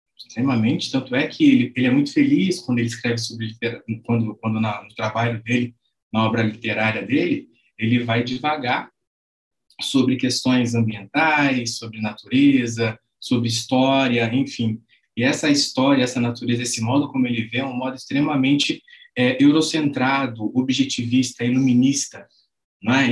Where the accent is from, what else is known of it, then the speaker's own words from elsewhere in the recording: Londrina, Paraná, Brazil; sou nascido e criado aqui em Londrina.